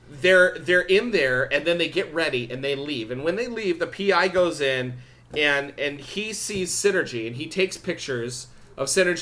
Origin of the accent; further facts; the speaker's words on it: Orange County, Southern California, United States; … and I grew up here in Orange County in Southern California.